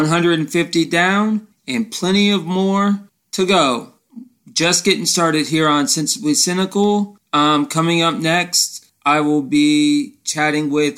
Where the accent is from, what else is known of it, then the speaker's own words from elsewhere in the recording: Central Florida, United States; I grew up in the Central Florida area, so I went to school at UCF